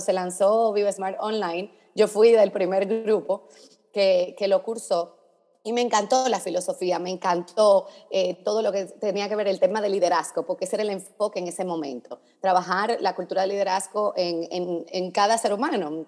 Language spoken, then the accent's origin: Spanish; Dominican Republic; now in Miami, United States; yo soy dominicana